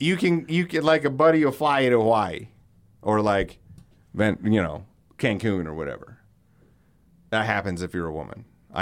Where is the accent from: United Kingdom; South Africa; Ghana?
United Kingdom; Alcester, West Midlands; I am a guy from Alcester. How am I supposed to say it?